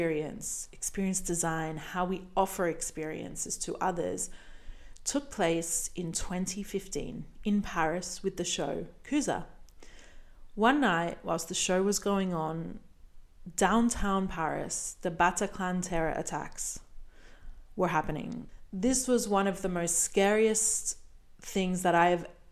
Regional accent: Brisbane, Queensland, Australia; moved away; my hometown of Brisbane, Australia

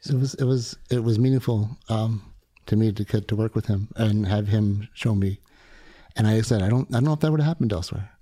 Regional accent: South Shore of Long Island, New York, United States; I grew up in New York on the South Shore of Long Island

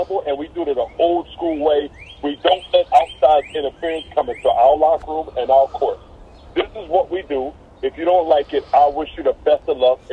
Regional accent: Philadelphia, Pennsylvania, United States; I'm born and raised in Philadelphia

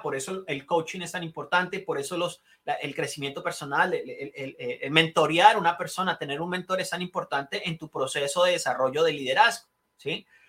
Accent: Colombia; moved away as an adult; now in United States; yo nací en Colombia, eh, nací y criado en Colombia, me vine cuando tenía 21 años

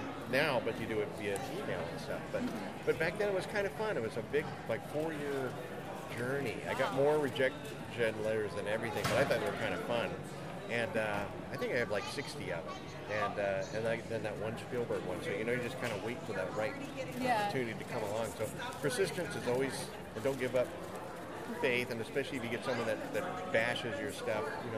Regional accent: Phoenix, Arizona, United States; I grew up here in Phoenix

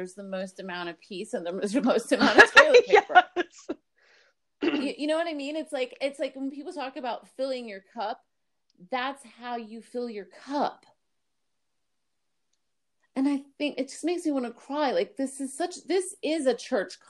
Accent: Miami, Florida, United States; also born or lived in Brooklyn, New York; I was born in Brooklyn to a family of Iraqi Israeli Jews in Brooklyn, New York. And then we moved to Miami when I was 3

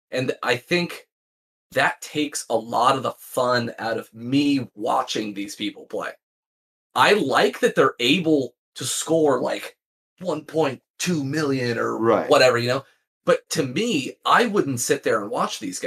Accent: California, United States; I'm from California

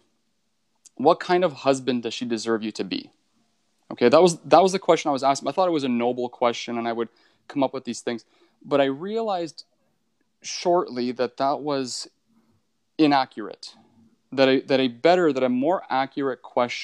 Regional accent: Northern Ontario, Canada; I grew up in Northern Ontario

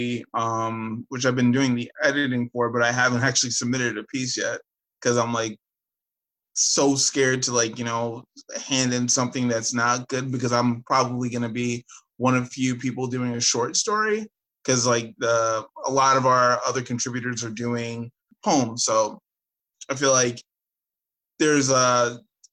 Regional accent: Westchester, New York, United States; growing up in Westchester

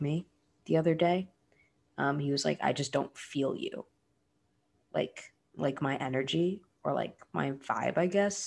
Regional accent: Florida, United States; I'm from Florida

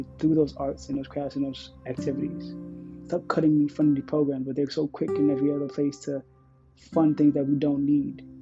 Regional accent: United States; I speak as an American in America

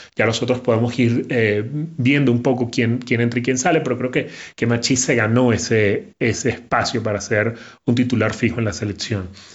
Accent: Venezuela; Yo soy venezolano

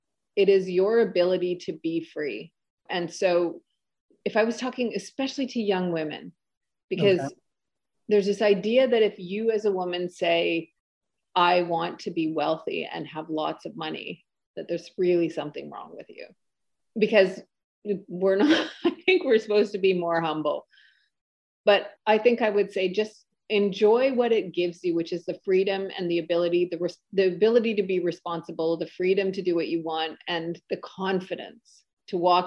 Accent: the North, Northern Canada, Canada; I grew up in the North, and the North is pretty tough, close to Alaska.

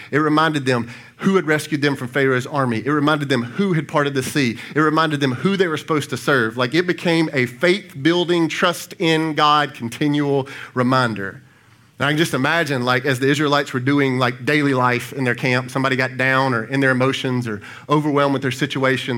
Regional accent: Brandon, Mississippi, United States; now in Pearl, United States; My wife and I grew up in Brandon

